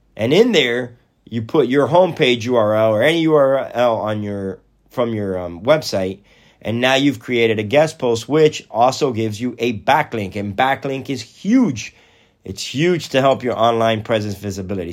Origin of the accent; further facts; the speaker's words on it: Athens, Georgia, United States; we're from Athens, Georgia